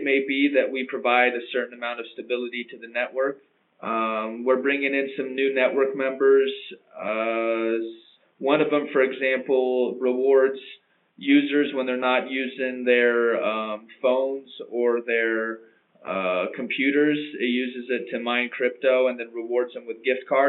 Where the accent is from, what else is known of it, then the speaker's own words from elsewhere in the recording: United States; moved away; also born or lived in London; as an American originally myself